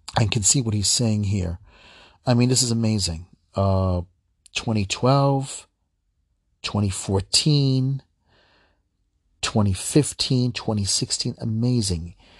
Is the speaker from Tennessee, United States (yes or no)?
no; New York, United States; my home state, New York